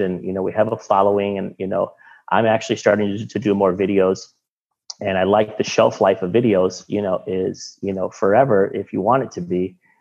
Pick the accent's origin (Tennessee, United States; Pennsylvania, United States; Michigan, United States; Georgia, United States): Michigan, United States; moved away as an adult; now in Miami, United States; I'm from Michigan